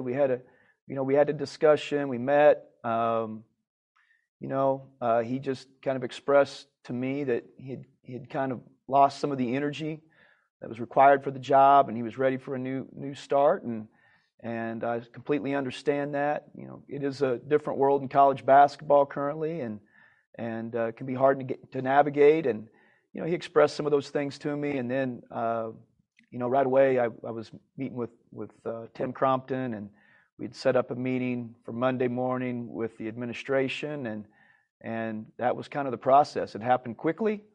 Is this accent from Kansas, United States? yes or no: yes; Kansas, United States; growing up in Kansas